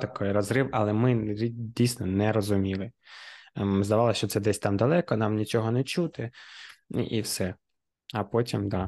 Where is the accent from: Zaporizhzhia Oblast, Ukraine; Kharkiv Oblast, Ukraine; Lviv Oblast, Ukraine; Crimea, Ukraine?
Kharkiv Oblast, Ukraine; Kharkiv; ми, харків'яни, дніпряни